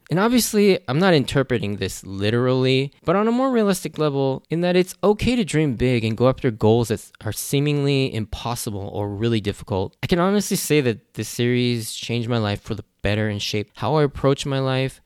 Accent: United States; I'm Japanese American. I was born and raised in the U S

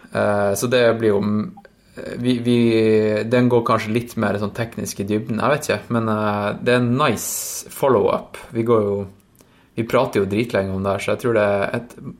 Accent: Tromsø, Troms, Norway; moved away; jeg var jo hjemme i Tromsø en tur

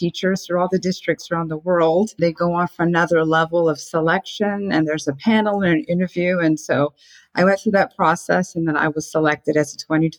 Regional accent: Okinawa, Japan; also born or lived in England / Germany; So I grew up mostly in Asia, in Okinawa, Japan. And then later, I was a military spouse and we were stationed in England and in Germany.

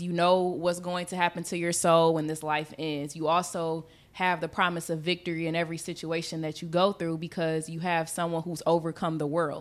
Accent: Michigan, United States; we from, we're from Michigan

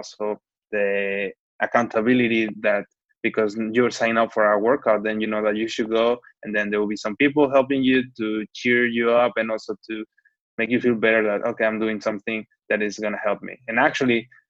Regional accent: Mexico; moved away as an adult; also born or lived in Hong Kong / Canada / Paris; now in Shanghai, China; I'm from Mexico.

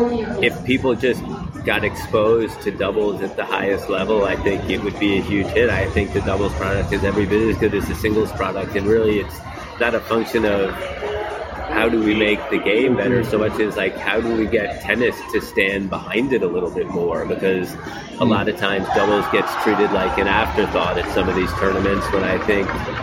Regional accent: New York, United States; I grew up in New York

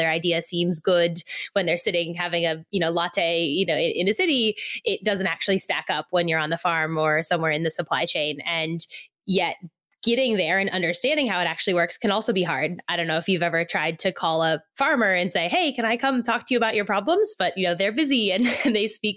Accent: Silicon Valley, California, United States; moved away as an adult; now in Australia; I grew up in Silicon Valley in California, nothing to do with farming

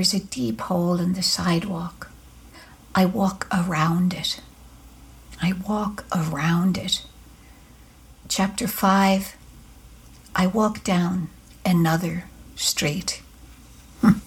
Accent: Ireland; now in United States; growing up in Ireland, it was easy to do that with all of the Catholicism

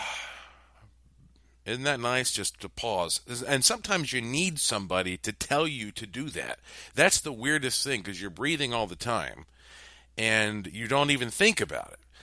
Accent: North Carolina, United States; moved away; I grew up in North Carolina

